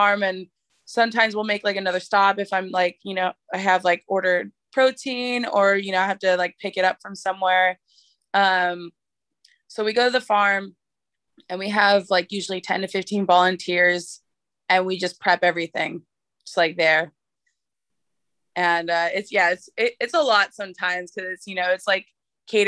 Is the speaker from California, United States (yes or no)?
yes; San Francisco, California, United States; I live right over the hill from Alamany Farm, and, you know, I'm like grew up in San Francisco